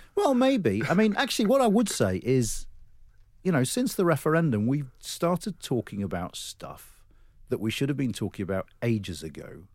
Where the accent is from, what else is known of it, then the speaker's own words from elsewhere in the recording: Wakefield, Yorkshire and the Humber, United Kingdom; moved away; I grew up in West Yorkshire